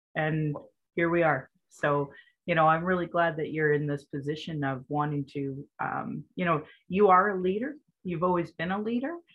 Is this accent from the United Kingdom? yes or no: no; Calgary, Alberta, Canada; I was born in Calgary